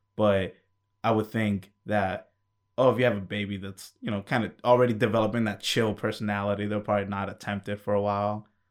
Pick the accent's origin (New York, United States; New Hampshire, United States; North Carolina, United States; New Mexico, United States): New York, United States; I was born in New York